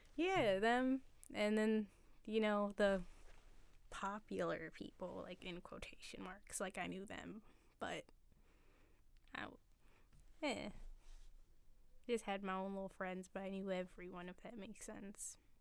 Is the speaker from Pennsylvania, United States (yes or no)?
yes; Upper Darby, Pennsylvania, United States; also born or lived in Philadelphia; I lived in Upper Darby. I went there for, like, the bulk of my life, all the schools and whatnot